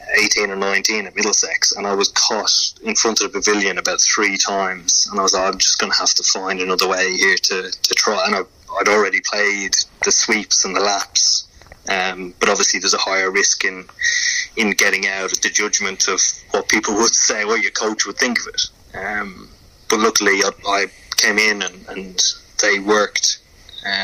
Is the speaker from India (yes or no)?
no; Ireland; moved away; playing cricket in Ireland was a challenge within itself